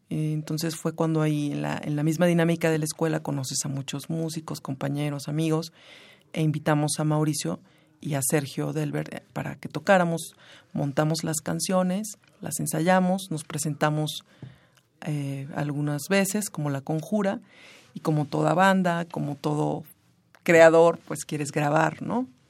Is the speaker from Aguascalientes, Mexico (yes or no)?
no; Pilcaya, Guerrero, Mexico; now in Mexico City, Mexico; Yo nací en Pilcaya Guerrero, que es un pueblo del norte del estado de Guerrero